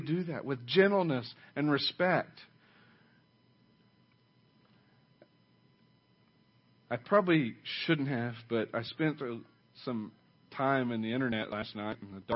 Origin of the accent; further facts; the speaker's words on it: Oklahoma, United States; now in Ada, United States; I only grew up like 70 miles from here. I mean, it's still middle America, Oklahoma, the Bible Belt